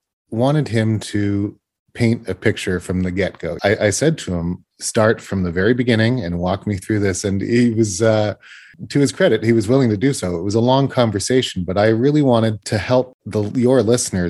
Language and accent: English; Canada; I'm a Canadian boy